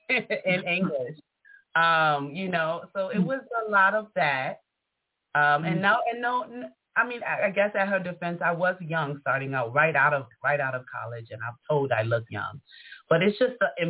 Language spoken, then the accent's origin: English; New York City, New York, United States; moved away as an adult; also born or lived in Buffalo, New York; born and raised in Harlem